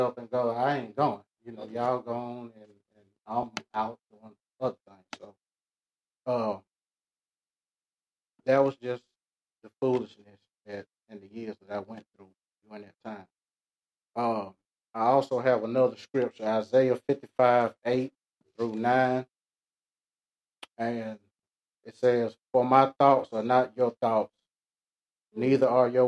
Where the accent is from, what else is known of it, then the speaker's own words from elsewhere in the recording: Atlanta, Georgia, United States; I was born and raised in Atlanta